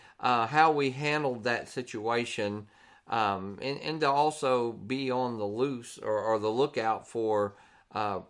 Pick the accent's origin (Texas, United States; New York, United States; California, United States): Texas, United States; we're from Texas